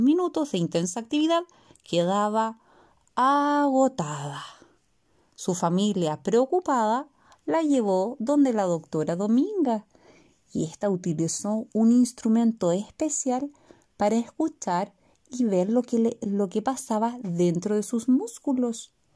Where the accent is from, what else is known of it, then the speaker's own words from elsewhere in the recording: Chile; de Chile